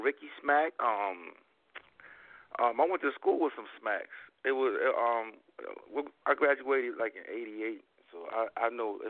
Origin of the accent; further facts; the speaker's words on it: Seaford, Delaware, United States; I'm from Delaware. Seaford, Delaware, as a matter of fact.